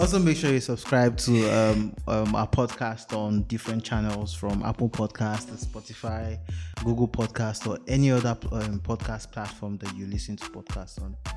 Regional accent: Nigeria; I'm too Nigerian

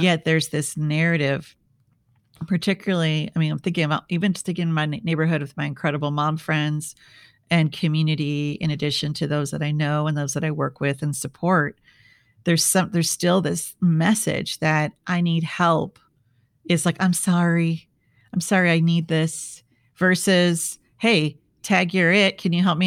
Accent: Midwest, United States; I grew up in the Midwest

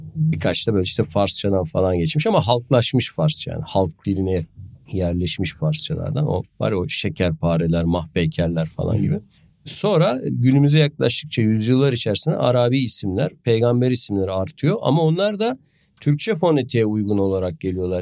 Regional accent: a town in the South Marmara, Turkey; 10 bin nüfuslu bir Güney Marmara kasabasında büyüdüm

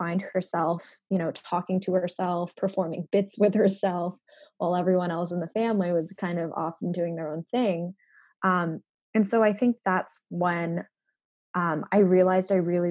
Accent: Hong Kong; I grew up in Hong Kong. I was born there. Both of my parents are Japanese

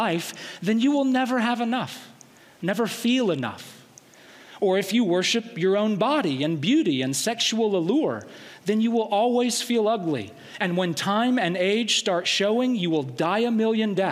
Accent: Alabama, United States; I'm from Alabama, and football is our thing

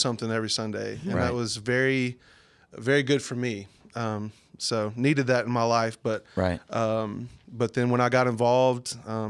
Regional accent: El Dorado, Arkansas, United States; I'm 35 years old. I'm from El Dorado, way south Arkansas.

